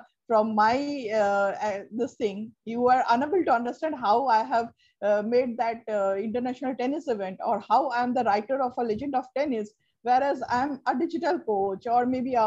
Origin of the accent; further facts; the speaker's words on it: Kolkata, West Bengal, India; first language Bengali; English is a second language; I'm from Kolkata